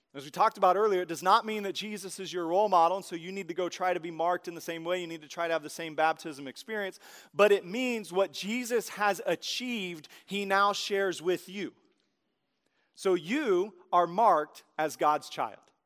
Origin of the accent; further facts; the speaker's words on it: Tulsa, Oklahoma, United States; I'm from Tulsa